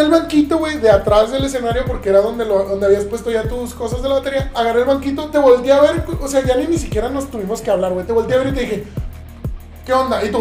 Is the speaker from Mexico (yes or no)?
yes; southern Mexico, Mexico; now in Ciudad Juárez, Mexico; el sur del país, de donde yo vengo